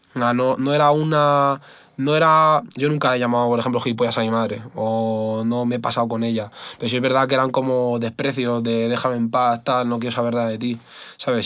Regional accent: Spain; yo soy español

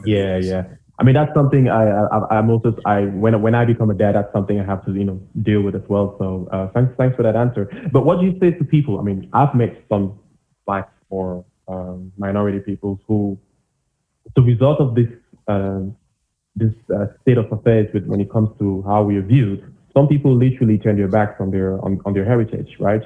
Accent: Cameroon; now in Germany; I, I, I came from Cameroon.

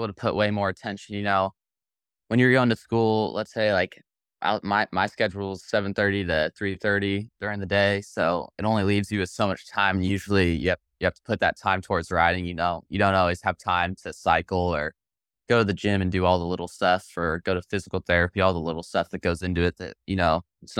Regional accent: Scottsdale, Arizona, United States; also born or lived in Temecula, California; Yeah, so I was born in Southern California, Temecula area, then moved out to Scottsdale when I was young. Moved out when I was about four, Scottsdale, Arizona, and now I'm 17, and I've lived there my whole life, basically.

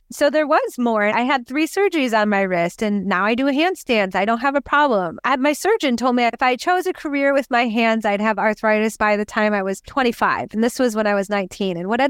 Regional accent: New York, United States; now in California; And I'm in California from New York, you know, from the East Coast.

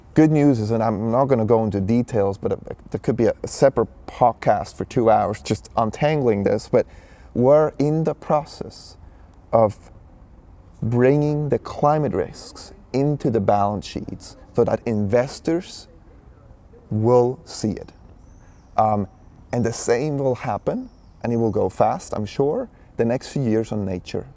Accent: Switzerland; I was born and raised in Switzerland

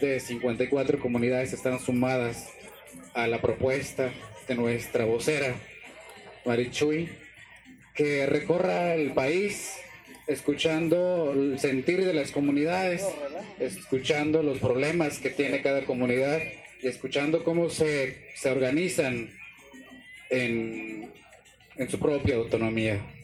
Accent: Chablekal, Yucatán, Mexico; pertenezco a esta comunidad

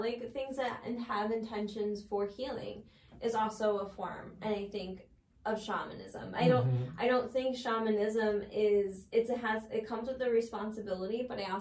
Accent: United States; we're coming from America

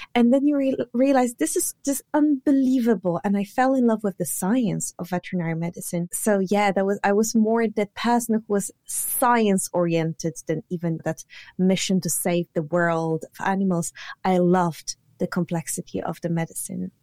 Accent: Poland; English is a second language; moved away as an adult; now in United Kingdom; originally I'm from Poland, but I live now in the U K.

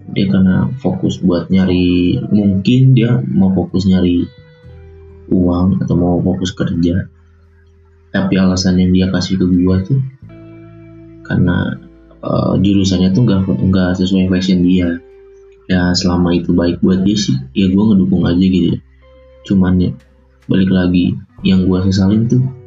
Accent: Bogor, West Java, Indonesia; Lahir di Bogor, tahun seribu sembilan ratus sembilan puluh sembilan.

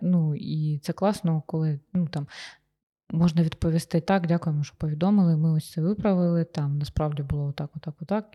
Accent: Sloviansk, Donetsk Oblast, Ukraine; я сама зі Сходу, зі Слов'янська

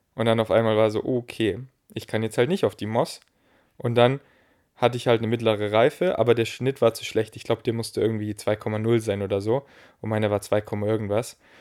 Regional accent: Munich, Bavaria, Germany; Ich war hier in München, wo ich groß geworden bin

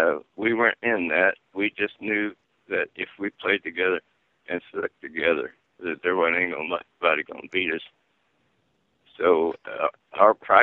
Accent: Alexandria, Indiana, United States; also born or lived in Redkey, Indiana / Muncie, Indiana; But I was from Alexandria. I was born and raised there. I left there.

